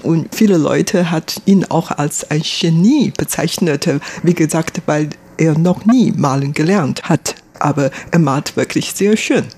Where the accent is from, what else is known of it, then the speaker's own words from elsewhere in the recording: Taiwan; Ich bin hier in Taiwan geboren, aufgewachsen